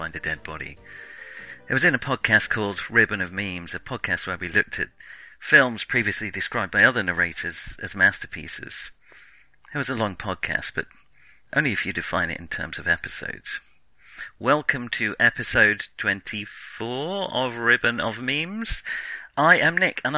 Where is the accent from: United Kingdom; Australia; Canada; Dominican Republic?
United Kingdom; England; We're English.